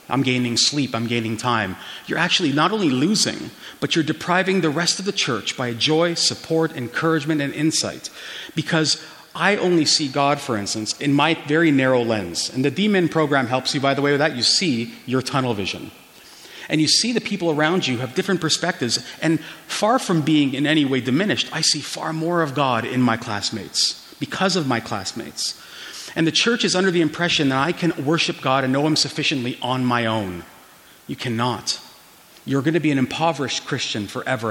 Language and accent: English; Toronto, Ontario, Canada; now in Calgary, Canada; I was born and raised in downtown Toronto and Little Portugal, so I know Toronto quite well